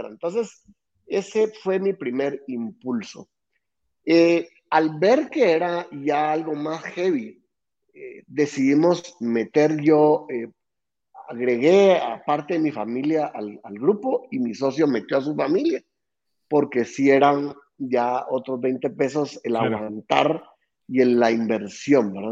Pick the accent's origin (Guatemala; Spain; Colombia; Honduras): Guatemala; Guatemala City, Guatemala Department; nací aquí en Guate y nací en una familia sumamente emprendedora